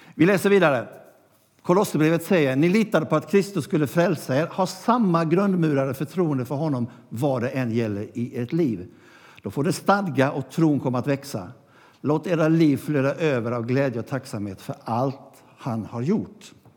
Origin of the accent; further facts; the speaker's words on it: Gnosjö, Jönköping County, Sweden; det gamla kapellet i Gnosjö där jag växte upp